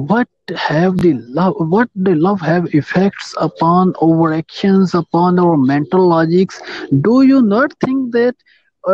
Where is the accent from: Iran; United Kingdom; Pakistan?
Pakistan; I am from Pakistan.